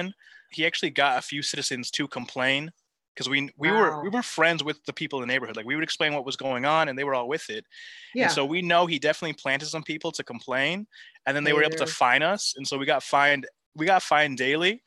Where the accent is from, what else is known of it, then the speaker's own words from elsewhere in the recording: Santa Barbara and San Diego, Southern California, United States; also born or lived in suburbs of Chicago; now in Chicago, United States; I grew up in Santa Barbara and then San Diego. So all SoCal, right on the beach